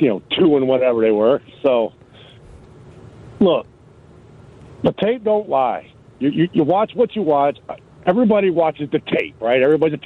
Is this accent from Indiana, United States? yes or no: yes; Michigan City, Indiana, United States; now in Plymouth, United States; I'm originally from Michigan City, LaPorte, Indiana, so that's where I'm originally from.